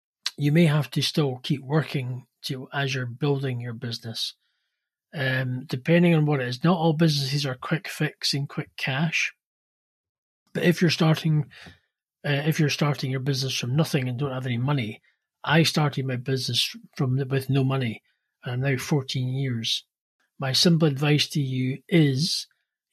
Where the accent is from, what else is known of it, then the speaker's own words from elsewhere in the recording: Edinburgh, Scotland, United Kingdom; from Edinburgh, Scotland.